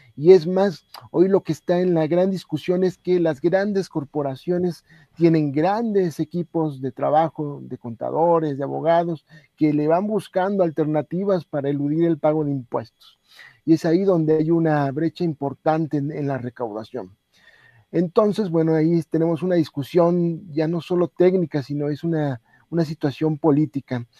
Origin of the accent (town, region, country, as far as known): Mexico